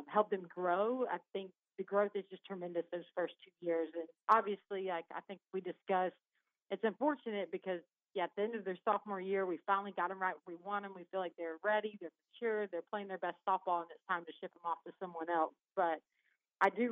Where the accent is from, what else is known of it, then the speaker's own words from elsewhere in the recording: Marianna, Florida, United States; moved away as an adult; also born or lived in Panama City, Florida / DeLand, Florida; now in Chattanooga, United States; originally I'm from Marianna, Florida